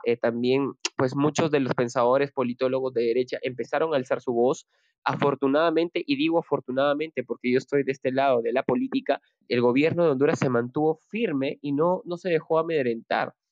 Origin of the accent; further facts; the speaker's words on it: Peru; desde acá, desde Perú y como latinoamericano